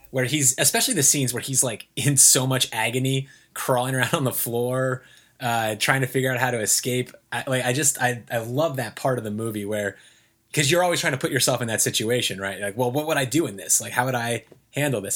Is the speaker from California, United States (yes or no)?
no; Ohio, United States; moved away; Ohio is the culmination of thinking about, uh, y, y, my hometown in particular